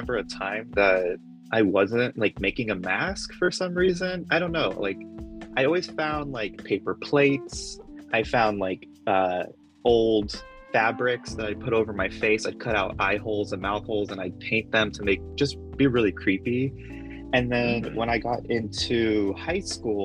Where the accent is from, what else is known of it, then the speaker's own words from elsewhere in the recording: Phoenix, Arizona, United States; I am from Phoenix, Arizona